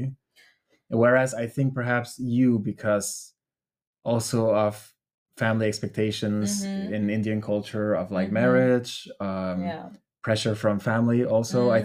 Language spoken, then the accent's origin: English; Denmark; also born or lived in Albania; growing up in Denmark